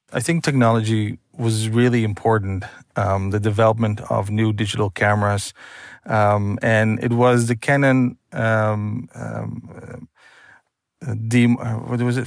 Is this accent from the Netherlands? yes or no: yes; Netherlands; born and raised in Holland